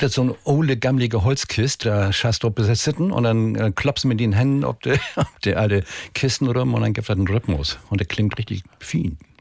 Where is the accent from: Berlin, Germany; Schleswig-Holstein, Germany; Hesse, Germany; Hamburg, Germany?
Schleswig-Holstein, Germany; bei uns in Schleswig-Holstein